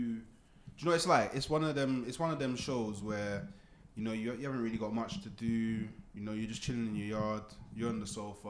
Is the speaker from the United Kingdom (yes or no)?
yes; London, United Kingdom; because I'm from London. So I will always relate to it because I grew up in London, right?